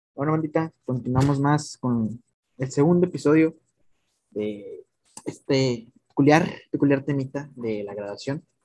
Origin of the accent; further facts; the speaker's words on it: Mexico; como todo mexicano